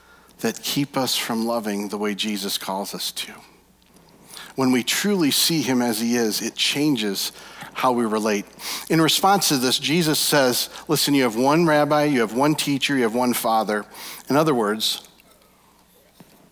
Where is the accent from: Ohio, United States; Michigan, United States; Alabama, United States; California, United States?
Michigan, United States; We're from Michigan